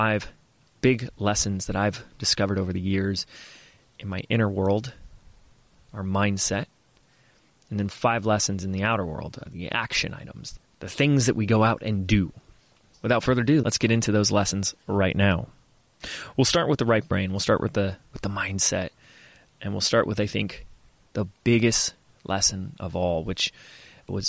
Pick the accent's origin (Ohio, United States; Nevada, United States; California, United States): California, United States; Laguna Beach; my hometown, where I was born, where I was raised, where I live now, Laguna Beach